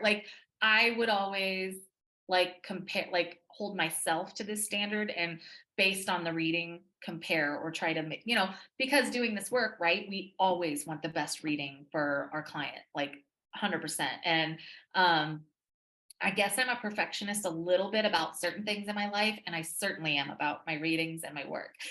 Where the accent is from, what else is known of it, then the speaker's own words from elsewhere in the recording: Texas, United States; I'm from Texas.